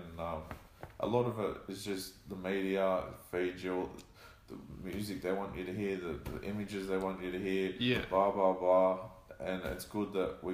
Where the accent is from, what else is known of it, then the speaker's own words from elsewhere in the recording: Australia; we're not fully Aussie Ocker, but we're Australian